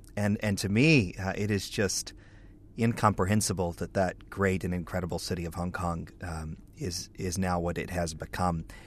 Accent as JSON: {"language": "English", "country": "United States", "said": "I'm an American evangelical leader"}